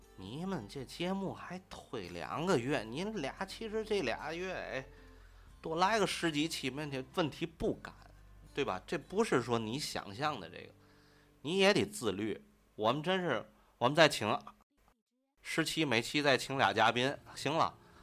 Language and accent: Chinese; Tianjin, China; 这个我们天津人的确啊，咱可以去剖析，其实不是我们嘴馋，天津人就爱吃